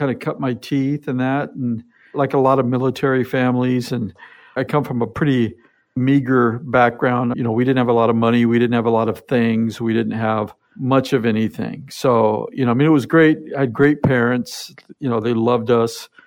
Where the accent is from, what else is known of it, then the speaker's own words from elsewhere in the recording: Seattle, Washington, United States; born there; I was born here in Seattle, but at about 10 months old, my dad was in the military. So, he was transferred to Germany